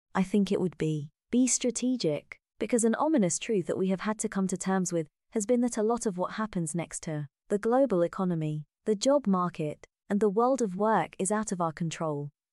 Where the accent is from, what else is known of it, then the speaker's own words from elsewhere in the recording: Vietnam; moved away; coming back to Vietnam to visit my hometown.